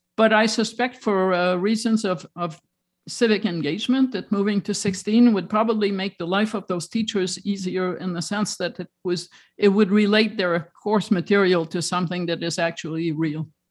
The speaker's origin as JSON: {"language": "English", "town": "Toronto", "region": "Ontario", "country": "Canada", "tie": "born or raised there", "said": "I was raised in Toronto"}